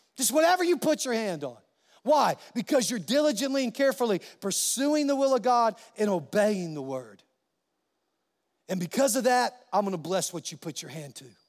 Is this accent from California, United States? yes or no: yes; California, United States; now in New Mexico, United States; I'm a Californian. I, by birth, and, uh, a New Mexican by choice, because this is my home state. But I was born in California.